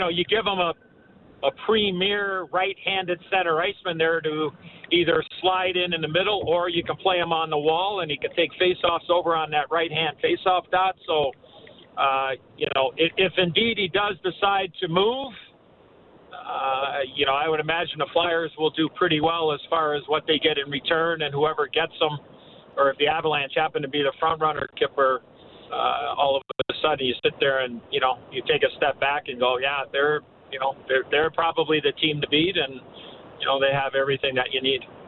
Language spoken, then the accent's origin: English; Chicago, Illinois, United States; my hometown sweater, obviously in Chicago